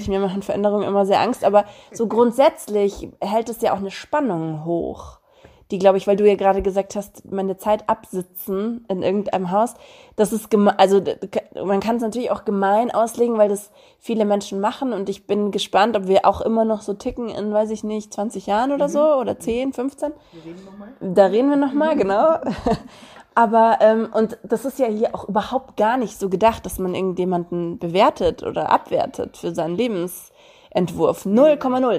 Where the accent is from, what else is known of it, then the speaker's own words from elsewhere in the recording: Romania; now in Germany; meine Kindheit in Rumänien